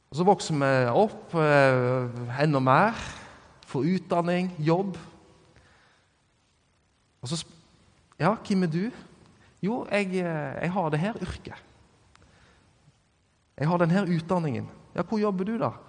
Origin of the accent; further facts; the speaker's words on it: Norway; Det at jeg er norsk, det definerer meg jo absolutt at de tilhører ei slekt.